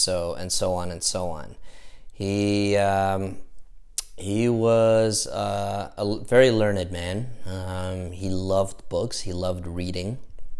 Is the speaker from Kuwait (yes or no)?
yes; Kuwait; born there; Moved down to Kuwait where with his family, and that's where I was born in Kuwait.